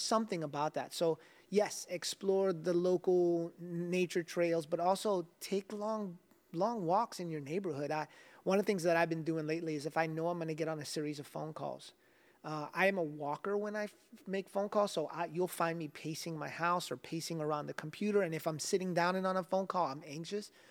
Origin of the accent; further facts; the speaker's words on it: South Florida, United States; Growing up in South Florida